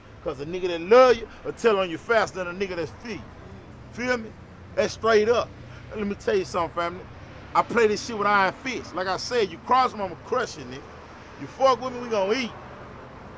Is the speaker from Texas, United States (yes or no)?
yes; Dallas, Texas, United States; I'm from the East. I'm in South Dallas right now